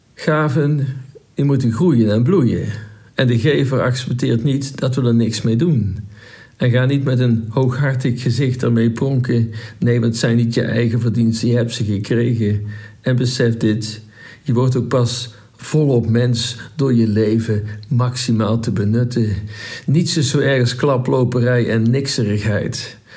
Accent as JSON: {"language": "Dutch", "region": "North Brabant", "country": "Netherlands", "said": "Wij zijn als Brabanders ik zit hier in Brabant"}